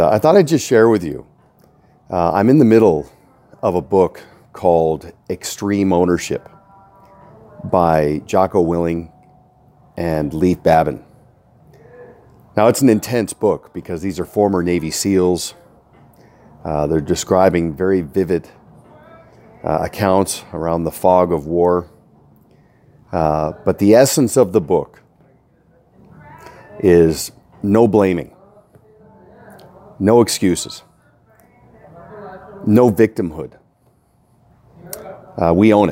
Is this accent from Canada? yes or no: yes; Canada; Feeling right at home as a Canadian